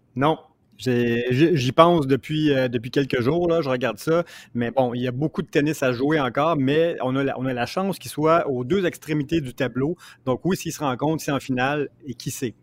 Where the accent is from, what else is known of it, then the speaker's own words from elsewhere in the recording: Repentigny, Quebec, Canada; je suis de Repentigny aussi